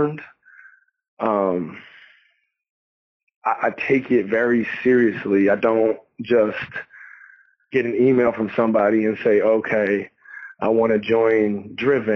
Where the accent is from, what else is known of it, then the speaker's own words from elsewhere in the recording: New York, United States; I'm a New Yorker